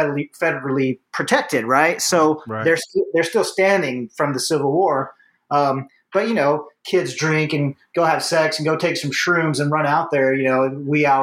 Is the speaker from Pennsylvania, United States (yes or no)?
no; Fort Oglethorpe, Georgia, United States; in Georgia, where I grew up, you know, I grew up in Fort Oglethorpe, which is by the Chickamauga National Park